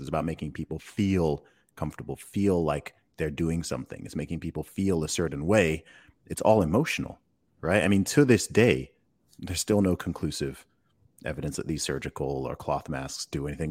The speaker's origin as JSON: {"language": "English", "region": "England", "country": "United Kingdom", "said": "I, I'm from England"}